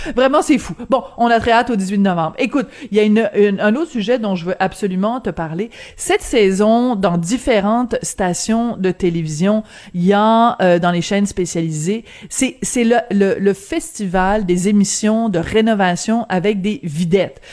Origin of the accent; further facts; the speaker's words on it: France; moved away; Quand j'étais jeune en France, euh, on mangeait tout le temps à la cafétéria de l'école